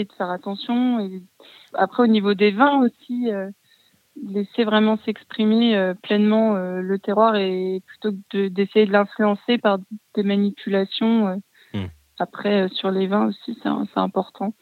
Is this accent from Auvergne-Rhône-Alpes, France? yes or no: yes; Bourg-en-Bresse, Auvergne-Rhône-Alpes, France; moved away; je suis originaire de Bourg-en-Bresse